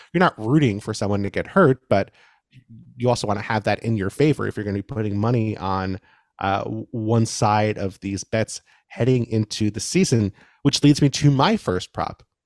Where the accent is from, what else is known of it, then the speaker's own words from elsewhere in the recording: New York City, New York, United States; I grew up in New York City